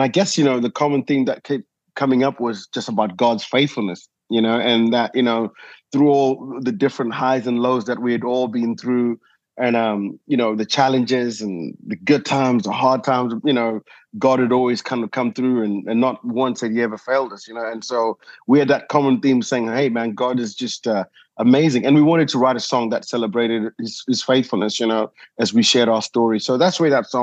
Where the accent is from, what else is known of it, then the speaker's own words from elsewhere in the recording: Zimbabwe; moved away as an adult; also born or lived in South Africa / United Kingdom; now in Nashville, United States; born in Zimbabwe, you know, grew up, did my school there